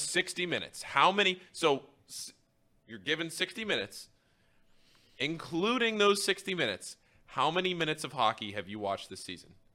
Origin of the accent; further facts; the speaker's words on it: United States; I'm also an American